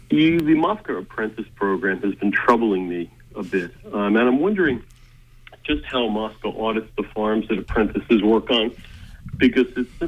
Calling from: South Thomaston, Maine, United States; I'm calling you from South Thomaston.

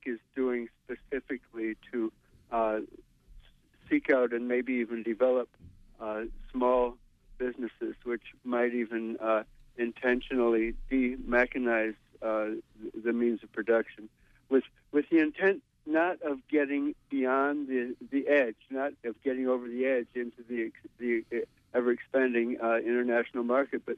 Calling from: New York City, New York, United States; I'm calling from Brooklyn

